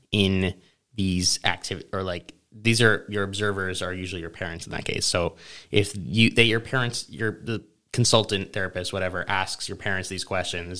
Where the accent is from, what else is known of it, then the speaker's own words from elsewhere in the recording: Charlotte, North Carolina, United States; also born or lived in New York City, New York; when we moved to Charlotte, North Carolina